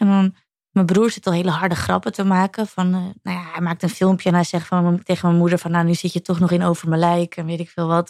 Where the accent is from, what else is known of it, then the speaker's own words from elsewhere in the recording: Netherlands; wij Nederlanders